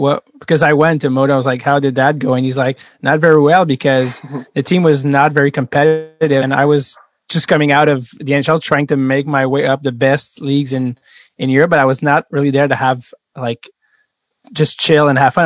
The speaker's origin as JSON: {"language": "English", "town": "Montreal", "region": "Quebec", "country": "Canada", "second_language": "English", "said": "where are you from and I say Montreal"}